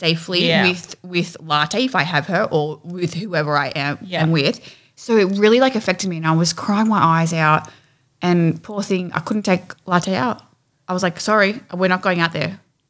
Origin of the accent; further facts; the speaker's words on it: Australia; growing up in Australia